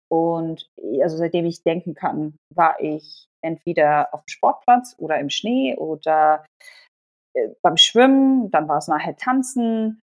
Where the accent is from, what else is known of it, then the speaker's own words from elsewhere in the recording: Germany; first language Polish; Ich bin in Deutschland geboren, bin dort zur Schule gegangen oder Kindergarten und so weiter und so fort und habe bis zum Kindergarten nur Polnisch gesprochen und bin polnisch sozialisiert worden